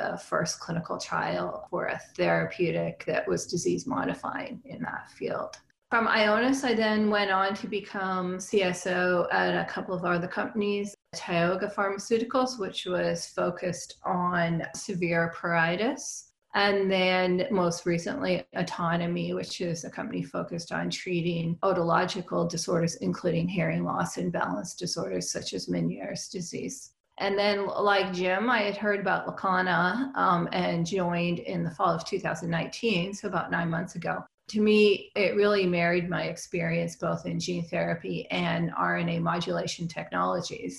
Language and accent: English; Canada; moved away as an adult; also born or lived in Edmonton, Canada; now in San Diego, United States; I'm originally from Canada. And then I moved down to San Diego to do my postdoc